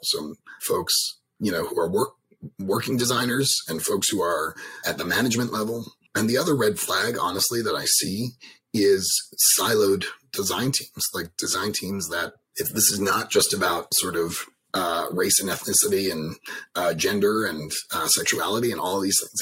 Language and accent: English; New York City, New York, United States; moved away as an adult; now in Washington, D.C., United States; I grew up in Manhattan